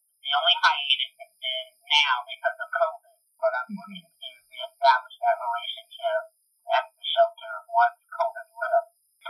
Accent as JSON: {"language": "English", "town": "Columbia", "region": "South Carolina", "country": "United States", "tie": "born or raised there", "said": "Well, I am from Columbia, South Carolina. Since I was about 6 years old, daughter of a military person, and we traveled until we settled here in Columbia."}